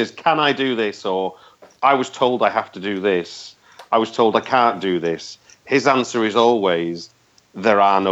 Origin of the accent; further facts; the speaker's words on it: Manchester, North West England, United Kingdom; moved away as an adult; now in London, United Kingdom; I grew up in North Manchester